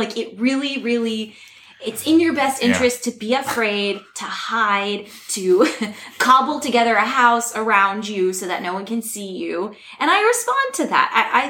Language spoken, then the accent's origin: English; the Berkshires, Massachusetts, United States; growing up in the Berkshires.